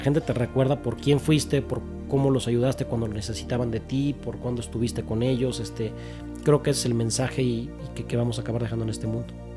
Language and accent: Spanish; Mexico; como buen mexicano